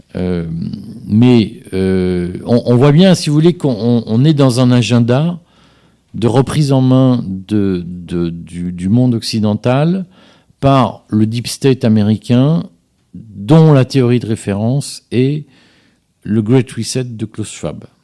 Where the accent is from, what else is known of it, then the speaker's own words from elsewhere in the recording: Liège, Wallonia, Belgium; now in France; je suis, suis pas né en France, je, viens, je suis né à Liège